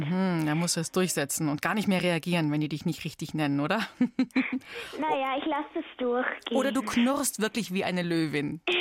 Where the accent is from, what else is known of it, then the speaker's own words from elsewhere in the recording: Munich, Bavaria, Germany; ich bin auch in München geboren.